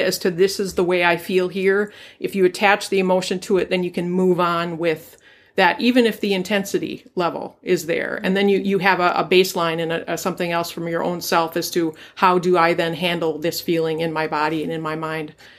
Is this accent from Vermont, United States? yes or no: no; Duluth, Minnesota, United States; I grew up here in Duluth